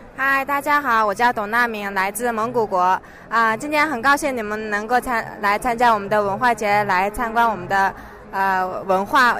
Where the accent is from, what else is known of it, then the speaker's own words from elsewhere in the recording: Lesotho; Chinese is a second language; moved away; 我们赖索托的风景